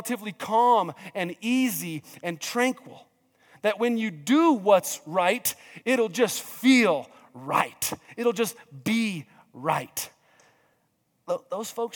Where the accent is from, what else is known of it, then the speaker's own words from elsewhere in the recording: New Mexico, United States; growing up in New Mexico